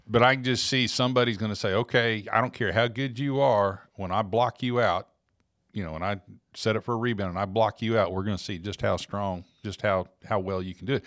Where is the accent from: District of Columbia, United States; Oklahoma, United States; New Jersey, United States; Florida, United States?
Oklahoma, United States; when I was growing up in Oklahoma